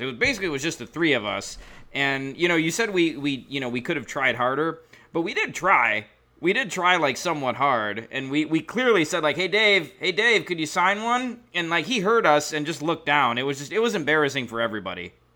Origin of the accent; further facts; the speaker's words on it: Milwaukee, Wisconsin, United States; I'm from Milwaukee